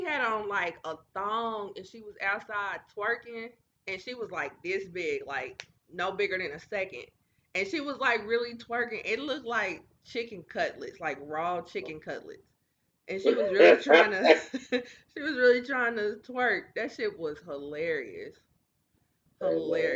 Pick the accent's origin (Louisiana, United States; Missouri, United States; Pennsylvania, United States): Missouri, United States; Kansas City; we're from Kansas City